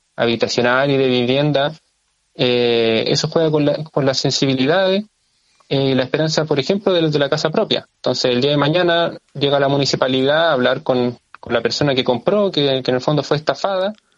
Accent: Lampa, Santiago Metropolitan Region, Chile; soy vecino de, de Lampa eh, viví gran parte de mi vida en Lampa

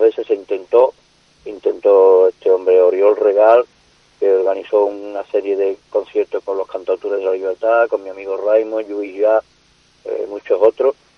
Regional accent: Andalusia, Spain; also born or lived in Seville; yo desde pequeñito, con 10 años yo trabajaba en el campo, en mi pueblo

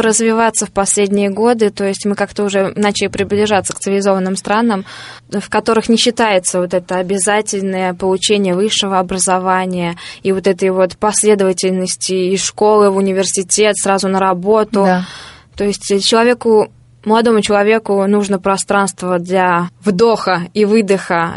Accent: Saratov Oblast, Russia; moved away as an adult

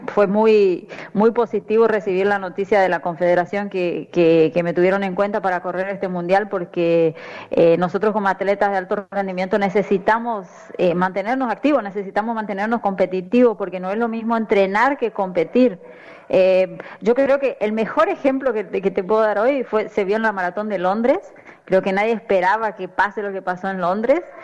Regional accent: Tres Isletas, Chaco, Argentina; moved away as an adult; now in Brazil; yo salí del interior, del interior, yo soy de Tres Hiletas Chaco

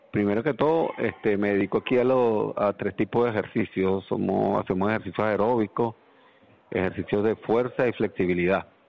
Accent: Venezuela; moved away as an adult; now in Andalusia, Spain; soy de Venezuela

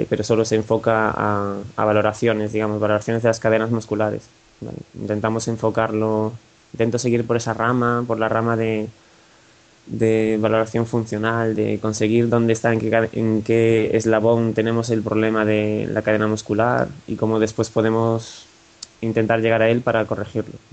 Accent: Galicia, Spain; Vale, yo soy gallego, digamos que aquí en Galicia los triatletas están bastante de moda

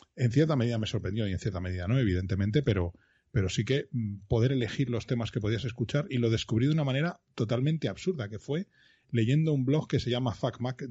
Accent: Madrid, Community of Madrid, Spain; Yo soy, iba a decir de Madrid, pero no, yo soy de Vallecas.

